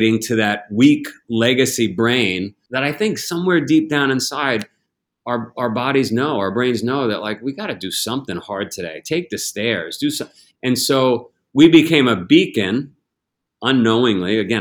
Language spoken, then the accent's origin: English; United States; as an American, as a global citizen